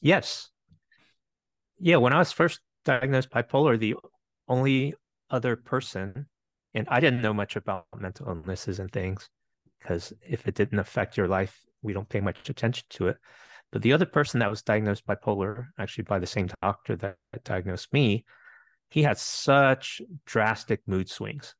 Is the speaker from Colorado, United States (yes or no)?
no; Winchester, Virginia, United States; also born or lived in Bethesda, Maryland; immigrated to the U S when I was eight, and grew up in the metro Washington, D C area, a couple years in Bethesda, Maryland, mostly in Winchester, Virginia.